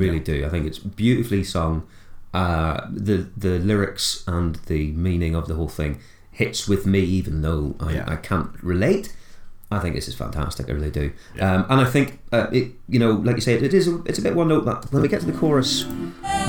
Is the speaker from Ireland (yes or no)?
yes; Ireland; growing up in Ireland